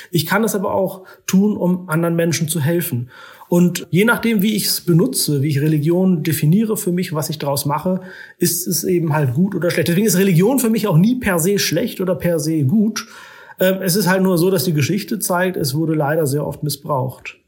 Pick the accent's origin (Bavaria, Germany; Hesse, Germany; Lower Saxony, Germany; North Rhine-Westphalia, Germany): Lower Saxony, Germany; Oldenburg; moved away as an adult; also born or lived in Istanbul / Islamabad; now in Vienna, Austria; ich komme aus Norddeutschland